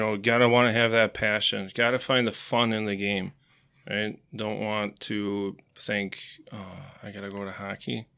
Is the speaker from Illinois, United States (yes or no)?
no; Marshfield, Wisconsin, United States; also born or lived in Eau Claire, Wisconsin; I was born in Eau Claire, uh, moved to Marshfield when I was about four years old